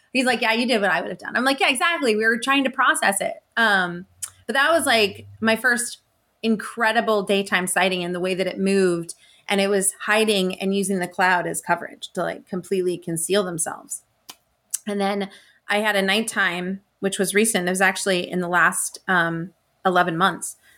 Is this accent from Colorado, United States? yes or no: yes; Estes Park, Colorado, United States; also born or lived in Tucson, Arizona; I was born in Tucson, Arizona, and then I grew up in Estes Park